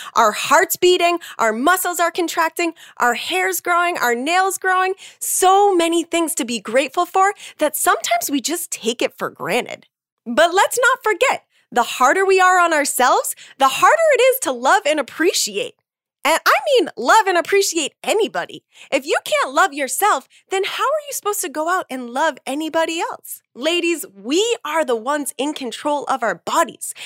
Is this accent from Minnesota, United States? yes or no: no; Massachusetts, United States; also born or lived in Salem, Massachusetts / Boston, Massachusetts / East Coast; I grew up in Massachusetts